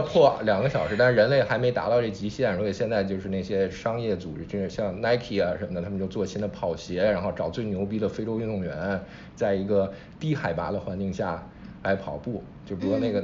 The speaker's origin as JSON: {"language": "Chinese", "town": "Zhengzhou", "region": "Henan", "country": "China", "tie": "born or raised there", "moved": "yes", "said": "我老家，假如说郑州弄一马拉松"}